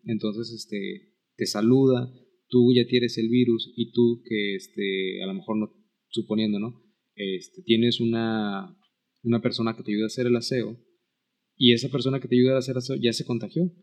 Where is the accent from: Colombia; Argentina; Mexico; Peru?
Mexico; como mexicanos